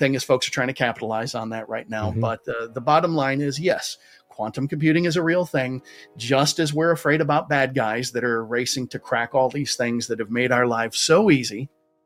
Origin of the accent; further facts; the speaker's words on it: United States; Those of you who can't tell from my accent, I do happen to live in the United States